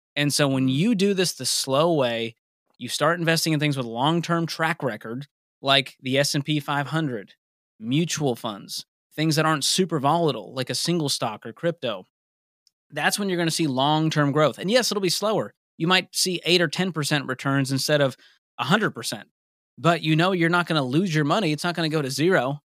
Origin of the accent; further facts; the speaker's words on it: Boston, Massachusetts, United States; moved away as an adult; also born or lived in Mobile, Alabama; I grew up in Boston and ended up finishing college in Mobile, Alabama